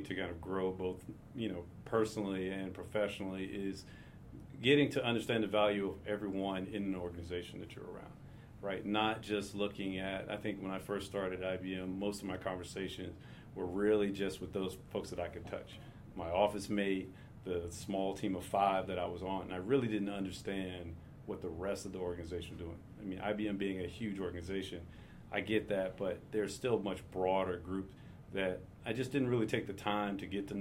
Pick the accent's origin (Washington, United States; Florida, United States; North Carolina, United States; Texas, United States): North Carolina, United States; Durham; Born and raised in Durham, North Carolina.